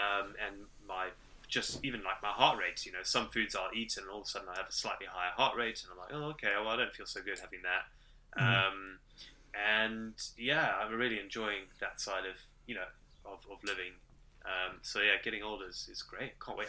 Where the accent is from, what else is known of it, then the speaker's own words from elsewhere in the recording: South Africa; accent: Zimbabwean; also born or lived in Zimbabwe; So I was born in Zimbabwe, but we moved to South Africa when I was quite young.